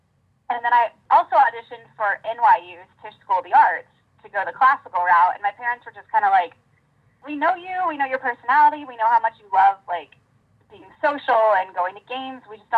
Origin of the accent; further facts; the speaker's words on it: Springfield, Missouri, United States; moved away as an adult; also born or lived in Los Angeles; not a lot of people from my hometown kind of branched out of the Springfield area.